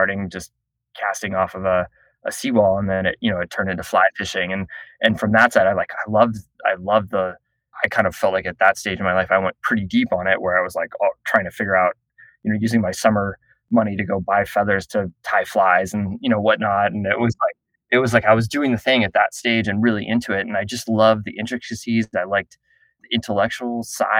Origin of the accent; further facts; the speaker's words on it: Southern Florida, United States; I grew up in Southern Florida near the Intercoastal Waterway.